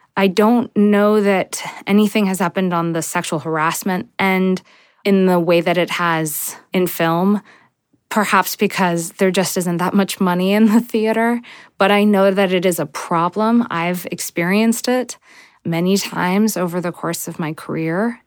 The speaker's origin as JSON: {"language": "English", "country": "United States", "tie": "born or raised there", "lives_now": "Brooklyn, United States", "said": "I was growing up in America"}